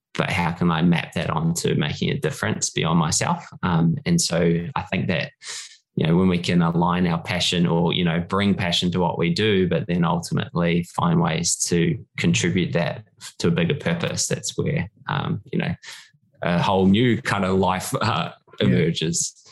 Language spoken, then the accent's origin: English; New Zealand; moved away as an adult; now in Sutherland Shire, Australia; born and bred in New Zealand. Um, it was uh, did all my schooling there, and then um, cricket brought me to Australia eventually when I was in my early twenties.